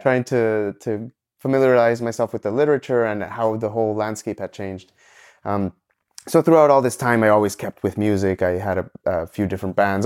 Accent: Ecuador; moved away as an adult; also born or lived in Montreal, Canada; originally I'm from Ecuador, uh, and I moved to Canada after high school

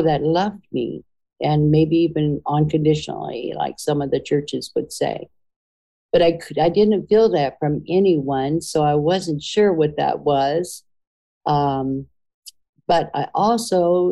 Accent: United States; as a Native American and part Irish

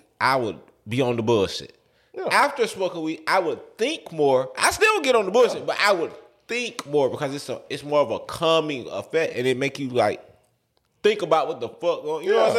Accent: the South, United States; And, you know, we're from the South, y'all, so we go to cookouts and shit.

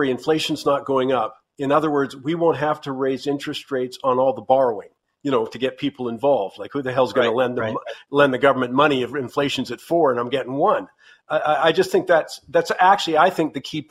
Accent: Canada; being a Canadian

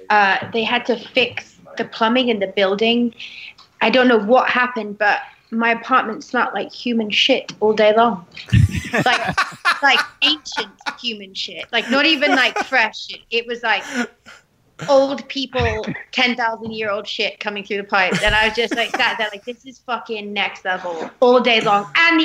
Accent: United Kingdom; now in United States; I'm British to the core. I think I'm... Me and my parents never, ever want to lose sight of that.

